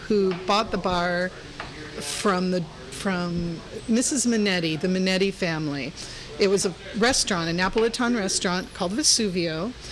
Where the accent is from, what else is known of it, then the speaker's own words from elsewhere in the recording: Florida, United States; moved away as an adult; also born or lived in Missouri / Hollywood, Los Angeles; now in San Francisco, United States; I was born in Missouri, raised in Florida